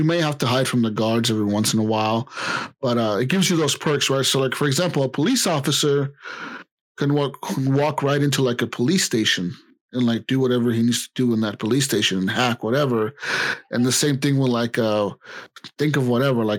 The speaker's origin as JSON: {"language": "English", "country": "United States", "said": "we're American."}